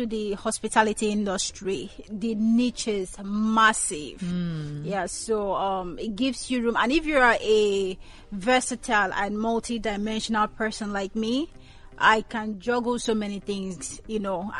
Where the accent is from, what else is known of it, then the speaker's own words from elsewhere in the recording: Nigeria; moved away as an adult; also born or lived in Ghana; Secondary school, Nigeria, university, Ghana